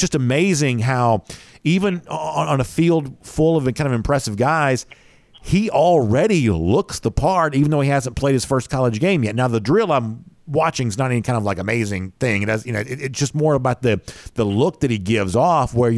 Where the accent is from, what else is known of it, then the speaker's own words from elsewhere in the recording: Hall County, Georgia, United States; I'm from Hall County